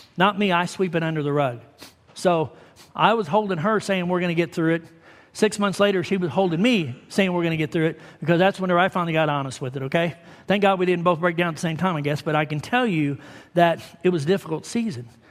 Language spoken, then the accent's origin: English; Sullivan, Missouri, United States; moved away; from Sullivan, where I grew up